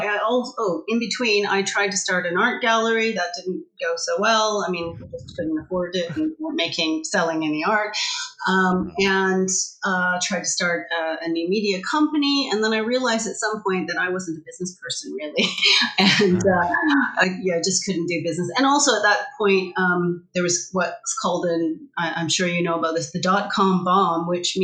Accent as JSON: {"language": "English", "country": "Canada", "also_born_or_lived": "Vancouver", "moved": "as an adult", "lives_now": "United Kingdom", "said": "I'm originally from Canada. I've been in the UK for going on 13 and a half years."}